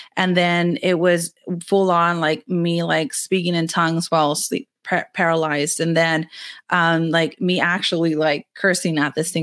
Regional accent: Rio Grande Valley, Texas, United States; I'm from the Rio Grande Valley of Texas. I'm in the very southernmost part of Texas

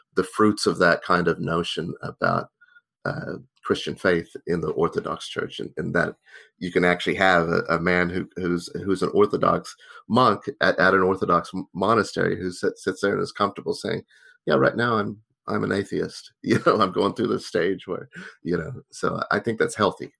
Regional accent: Tulsa, Oklahoma, United States; moved away; also born or lived in Boston; I grew up in Tulsa, Oklahoma

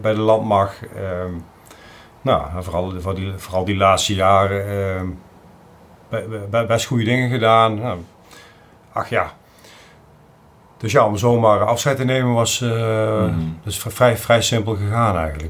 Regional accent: South Limburg, Netherlands; moved away as an adult; also born or lived in Drenthe; ik kom uit origineel uit hele Zuid-Limburg

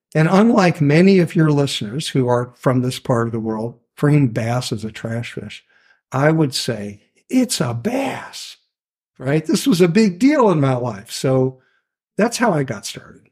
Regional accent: Louisville, Kentucky, United States; also born or lived in Ann Arbor, Michigan; now in Maine, United States; I'm from Louisville, Kentucky, originally. My grandparents had four ponds on their farm outside Louisville

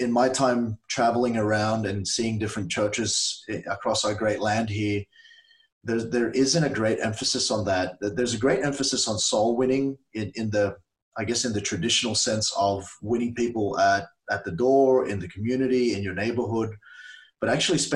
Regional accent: Australia; also born or lived in Philippines; I was saved as a 7-year-old in the Philippines. That's where we're originally from. My parents took us here when I was 7 years old. That was 31 years ago. And so I'm very Australian in my mindset. I grew up here, love the country

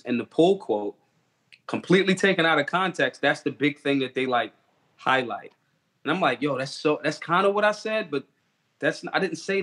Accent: Philadelphia, Pennsylvania, United States; I am from Philly

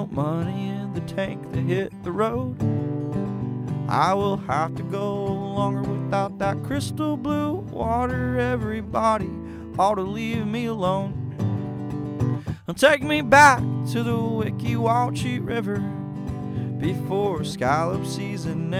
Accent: Weeki Wachee, Florida, United States; I'm from Wiki Watchy, Florida, and it's on the Central West Coast

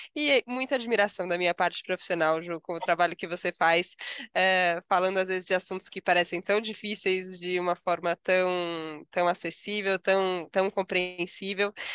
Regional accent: São Paulo, Brazil; eu sou paulistana, nasci em São Paulo, vivo vida em São Paulo

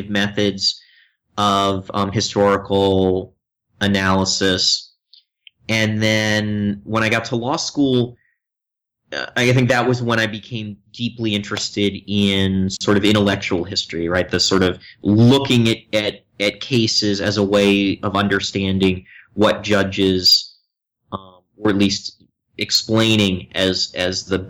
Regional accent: Philadelphia, Pennsylvania, United States; moved away as an adult; also born or lived in New York; now in Chapel Hill, United States; I grew up outside of Philadelphia, and so I think of myself as a Philly boy

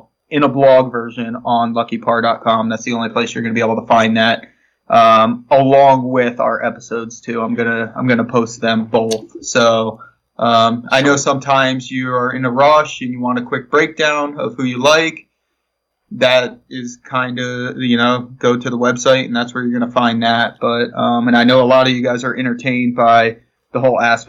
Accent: Florida, United States; I'm from Florida

